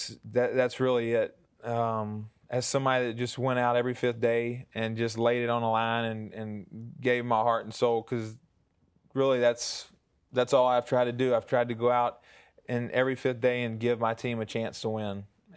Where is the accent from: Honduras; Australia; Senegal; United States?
United States; the South; accent: southern; With my southern accent and everything, yeah, it is.